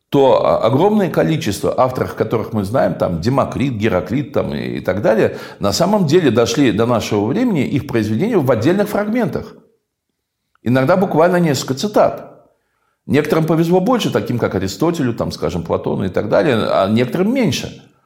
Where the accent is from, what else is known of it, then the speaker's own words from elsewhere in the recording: Crimea, Ukraine; мы, современная поколений жителей Крыма